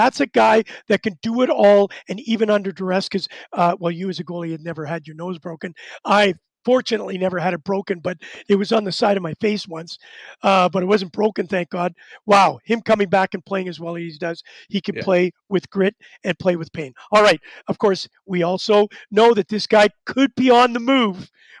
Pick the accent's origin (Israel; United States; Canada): Canada; Winnipeg, Manitoba; John, let me tell you, I'm from Winnipeg, Manitoba.